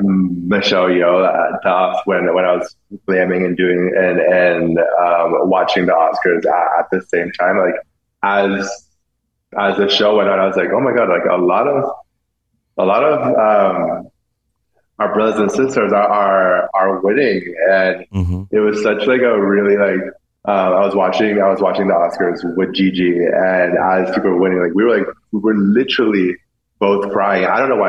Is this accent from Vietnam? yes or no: yes; Vietnam; English is a second language; not knowing like really any English, like not being around, like being gay was not the normal of growing up in Vietnam.